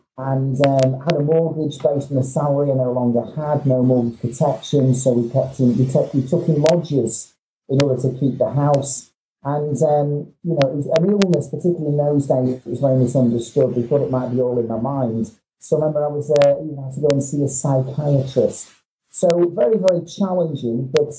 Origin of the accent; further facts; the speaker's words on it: Manchester, North West England, United Kingdom; Well, apart from being insulted that I'm a Mancunian, Craig, which I'll just have to shut up and move on about